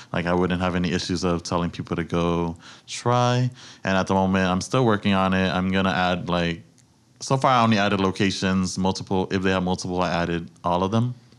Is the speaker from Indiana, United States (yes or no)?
no; New York City, New York, United States; I was born and raised in the Bronx